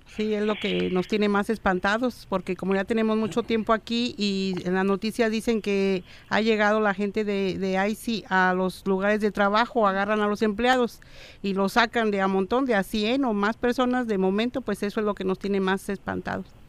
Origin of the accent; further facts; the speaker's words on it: Guanajuato, Mexico; now in United States; Yo soy de Guanajuato.